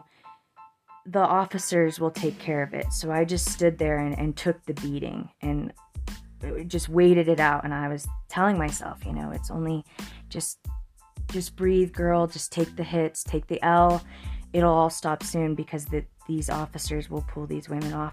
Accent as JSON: {"language": "English", "area": "Fremont County", "region": "Colorado", "country": "United States", "tie": "born or raised there", "said": "my hometown, Fremont County, Colorado"}